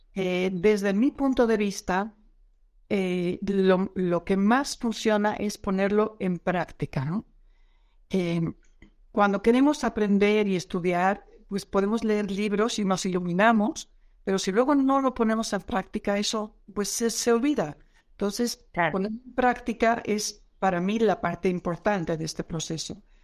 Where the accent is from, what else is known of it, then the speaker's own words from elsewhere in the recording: Netherlands; now in Mexico; yo soy holandesa